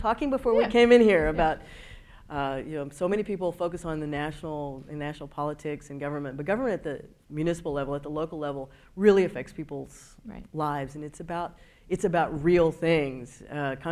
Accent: Houston, Texas, United States; I am from Houston. My mother was born in Houston. Both my parents were born in Houston

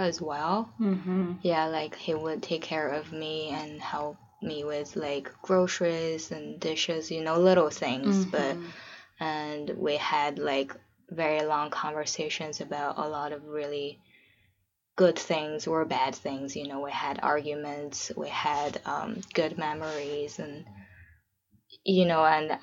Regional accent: China; also born or lived in San Francisco, United States; now in Portland, United States; I'm from China originally. I'm living in Portland right now with my husband.

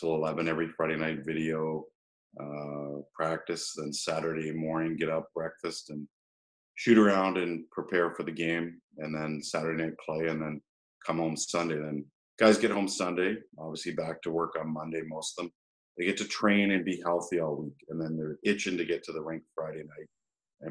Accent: Peterborough, Ontario, Canada; moved away; I grew up in Peterborough

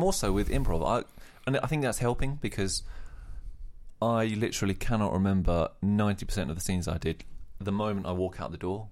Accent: Australia; accent: Australian; moved away; I'm Australian, obviously, hence the accent there

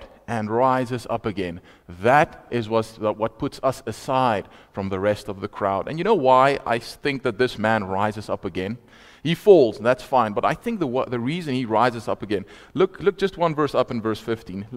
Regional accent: Vaal Park, Free State, South Africa; moved away; also born or lived in Potchefstroom; I'm from Vaal Park originally

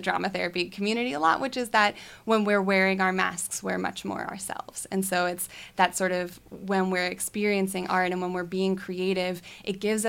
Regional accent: Switzerland; now in United States; I grew up in Switzerland

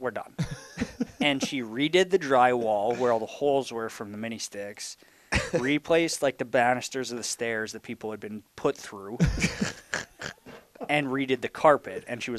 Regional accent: Imperial, United States; growing up in Imperial, you knew if you wanted to play, you're going to have

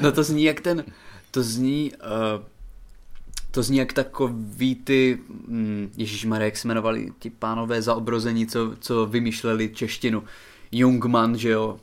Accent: Haná, Olomouc Region, Czechia; moved away; já jsem z Hané, já jsem, že jo, z vesnice na Hané, a tam je to nářečí fakt- fakt silný

